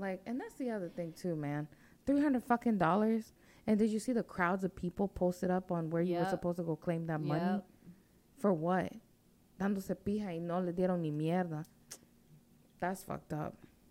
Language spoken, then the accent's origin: English; Chirilagua, Virginia, United States; I know my blood is from there, but I'm not going to say, yo, that's where the hood's at. No, I'm from Chirilagua out here.